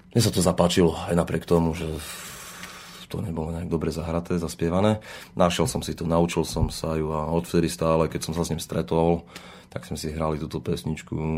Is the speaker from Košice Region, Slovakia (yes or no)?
yes; Zemplínske Hradište, Košice Region, Slovakia; also born or lived in London; som zo Zemplinského hradišťa, ponášam z Hardišť